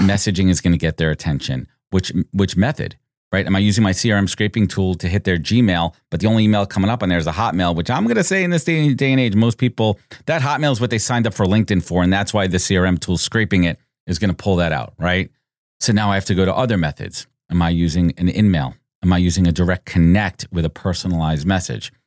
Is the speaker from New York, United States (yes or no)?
yes; New York, United States; Born and raised in New York